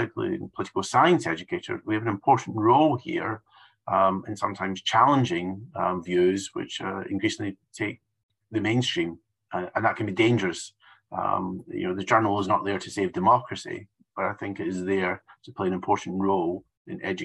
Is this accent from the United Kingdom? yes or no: yes; United Kingdom; I'm from the United Kingdom